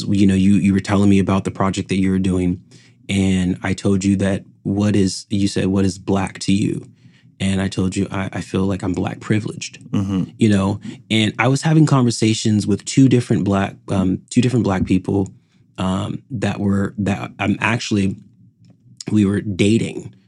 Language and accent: English; Palm Desert, California, United States; I'm born and raised in Palm Desert